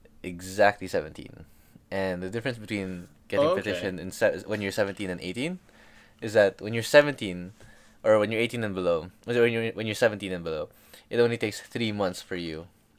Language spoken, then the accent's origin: English; Baguio, Cordillera Administrative Region, Philippines; now in United States; I grew up in Baguio all the way.